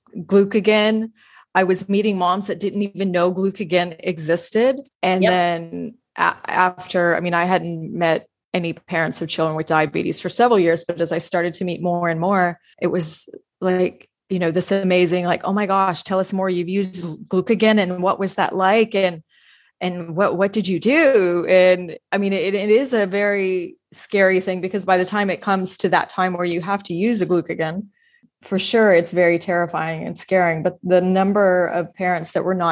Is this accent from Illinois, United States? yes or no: no; Houston, Texas, United States; moved away; I grew up in Houston, Texas, I went back home and stayed with my parents.